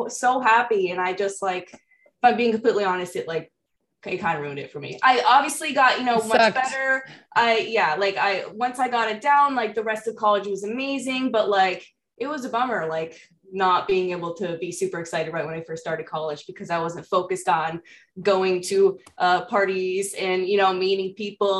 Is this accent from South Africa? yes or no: no; New England, United States; moved away as an adult; also born or lived in Florida; I was in college, and this was in Florida, and I'm from New England